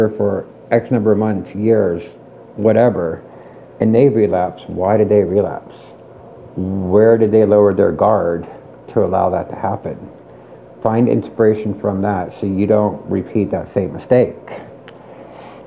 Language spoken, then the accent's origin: English; Pittsburgh, Pennsylvania, United States; moved away; I'm from Pittsburgh